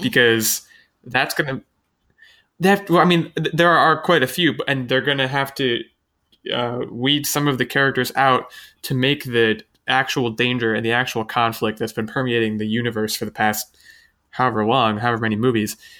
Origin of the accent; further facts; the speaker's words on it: United States; I'm American